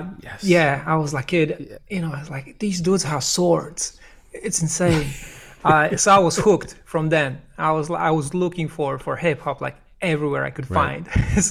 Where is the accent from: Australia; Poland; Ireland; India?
Poland; moved away; I'm originally from Poland